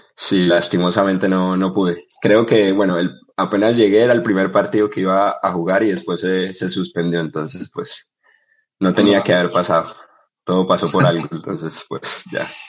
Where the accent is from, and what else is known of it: Bucaramanga, Santander, Colombia; born or raised there; also born or lived in Barrancabermeja, Colombia